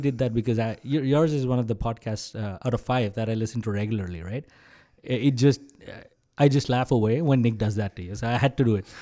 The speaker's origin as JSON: {"language": "English", "town": "Mumbai", "region": "Maharashtra", "country": "India", "tie": "born or raised there", "also_born_or_lived": "Kerala / United States", "moved": "as an adult", "lives_now": "Canada", "said": "I was born and brought up in Maharashtra, where Mumbai is. Uh, all my life I've been there"}